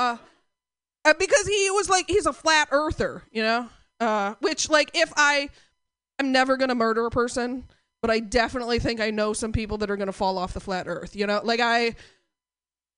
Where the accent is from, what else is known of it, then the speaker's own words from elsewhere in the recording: Portland, United States; I'm from Portland